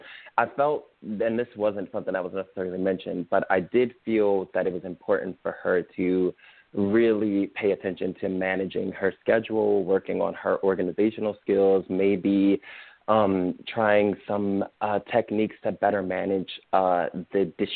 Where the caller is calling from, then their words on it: Austin, Texas, United States; I'm calling from Austin.